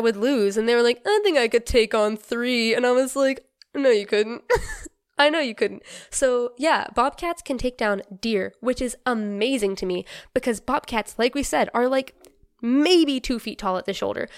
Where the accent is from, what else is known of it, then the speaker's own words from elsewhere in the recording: North Carolina, United States; I'm from North Carolina